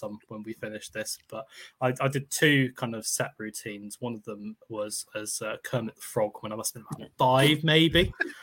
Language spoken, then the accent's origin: English; Netherlands; now in United Kingdom; I grew up in the Netherlands